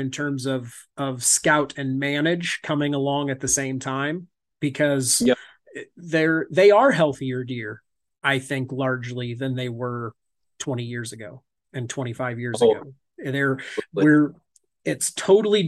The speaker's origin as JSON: {"language": "English", "region": "Northeast Indiana", "country": "United States", "tie": "born or raised there", "said": "I'm in Indiana"}